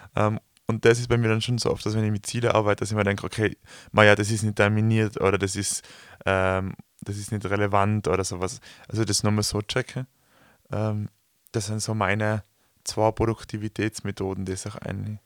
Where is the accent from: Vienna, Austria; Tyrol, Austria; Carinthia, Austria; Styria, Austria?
Tyrol, Austria; wir kommen aus Tirol, wir sind umgeben von Bergen